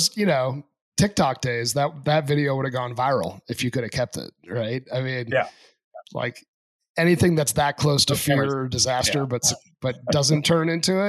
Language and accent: English; New Hampshire, United States; moved away; Growing up in Rangeley, so I'm a country guy myself. I grew up in a small town in New Hampshire, probably about 1,500 people, you know, a few hours from the nearest city, and really liked it.